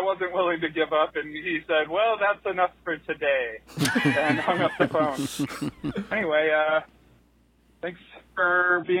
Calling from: Salt Lake City, Utah, United States; I'm calling from Salt Lake City, Utah.

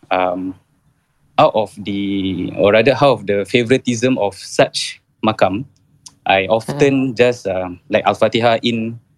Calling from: Jurong, Singapore; Saya daripada Jurong, bang.

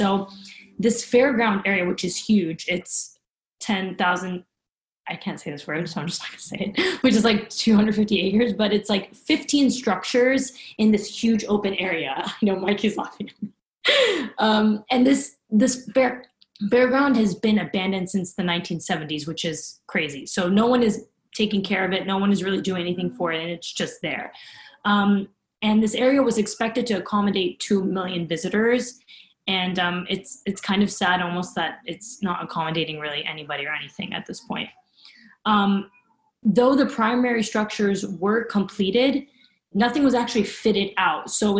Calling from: New York City, New York, United States; And today, I'm talking from New York City.

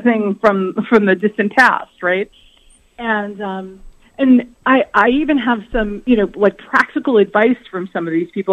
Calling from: New York City, New York, United States; I'm calling from New York City

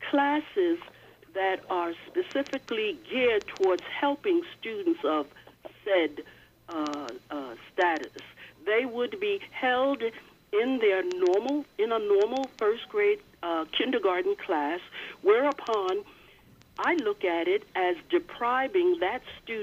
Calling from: Long Island, New York, United States; I'm calling from Long Island, and specifically I'm calling on the Uniondale Free School District.

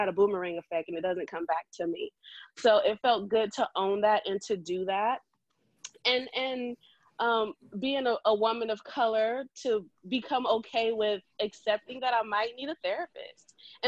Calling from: San Diego, California, United States; I'm calling in from San Diego, California.

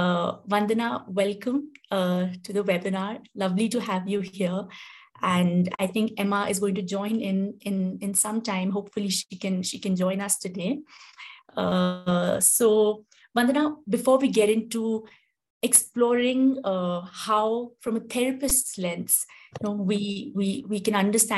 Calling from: India; So I'm joining in from India, and as you all are joining in, it'll be lovely to know where you're coming in from.

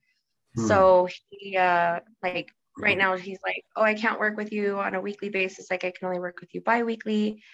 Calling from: Albuquerque, New Mexico, United States; From Albuquerque, New Mexico.

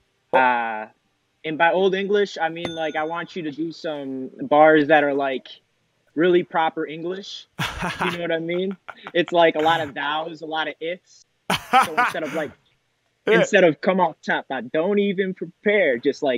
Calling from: Michigan, United States; But I'm tapping in from Michigan, dude.

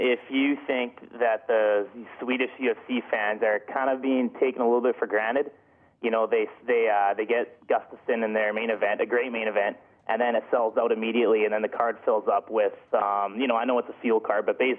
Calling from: Hardesty, Alberta, Canada; Well, I'm from Hardesty, Alberta.

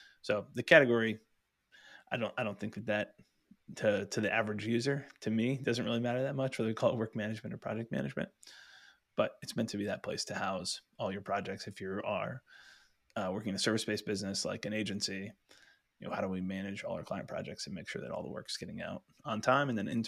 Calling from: Pittsburgh, Pennsylvania, United States; I'm coming from Pittsburgh, Pennsylvania.

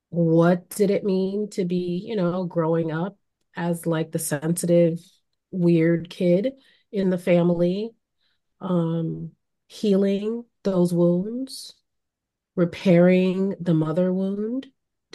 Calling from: Connecticut, United States; today I'm calling in from Connecticut, also known as the land of the Podunk and the Pequannock people.

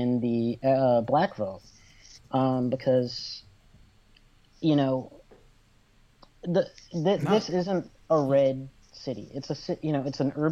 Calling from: Fort Worth, Texas, United States; Oh, I'm calling from Fort Worth in Texas

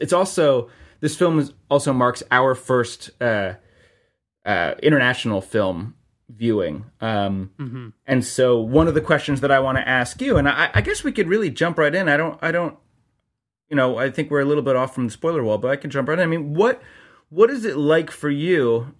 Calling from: Columbus, Ohio, United States; calling in from Columbus

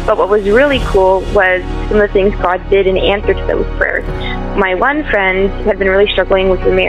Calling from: Ontario, Canada; I'm calling from Ontario, Canada.

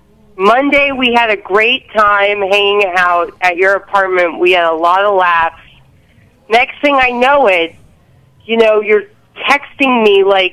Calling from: New York City, New York, United States; calling from the Lower East Side.

